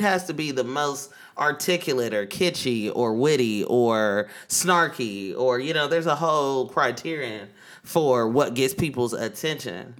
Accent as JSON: {"language": "English", "town": "Oakland", "region": "California", "country": "United States", "moved": "yes", "lives_now": "New York, United States", "said": "I'm from East Oakland, California, that deep East Oakland, California"}